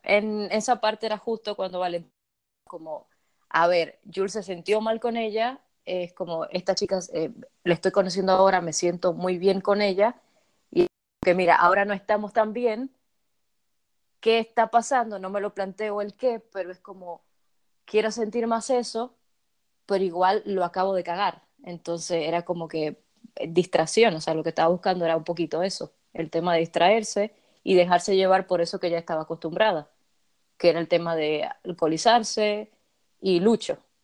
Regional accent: Dominican Republic

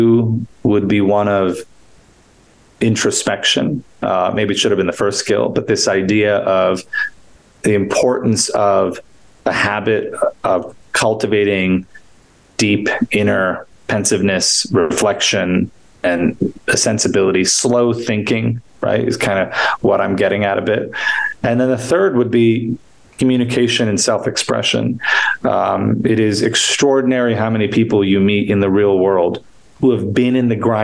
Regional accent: New York, United States; I grew up in New York, and sports were a big part of my nourishment

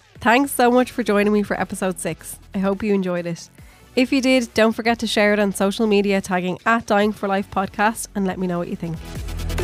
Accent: Swords, Leinster, Ireland; we're both from Swords

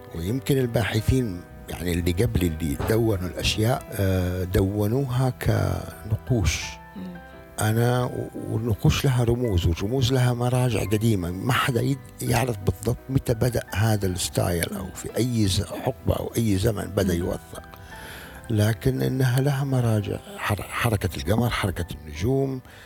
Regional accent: Eastern Province, Saudi Arabia; moved away; also born or lived in Riyadh / Jeddah; انا من اهل الشرقيه كنت والرياض بس لما جيت على جده

